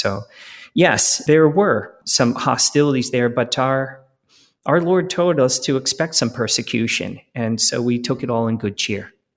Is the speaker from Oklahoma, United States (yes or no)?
no; Philadelphia, Pennsylvania, United States; I grew up in Philadelphia in the nineteen seventies and eighties